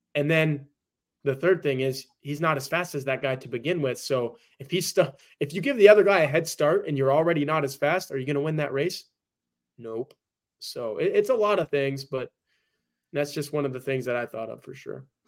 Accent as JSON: {"language": "English", "town": "Dallas", "region": "Texas", "country": "United States", "moved": "yes", "said": "I'm from Dallas"}